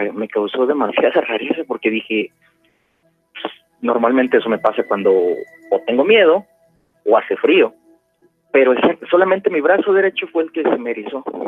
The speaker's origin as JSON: {"language": "Spanish", "region": "Puebla", "country": "Mexico", "tie": "born or raised there", "moved": "yes", "lives_now": "Phoenix, United States", "said": "yo soy nacido en Puebla, soy poblano."}